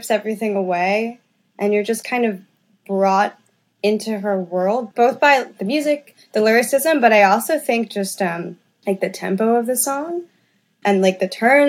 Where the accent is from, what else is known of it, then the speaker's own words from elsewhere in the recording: New York City, New York, United States; I'm from the Lower East Side of Manhattan. And there was live music all around me growing up.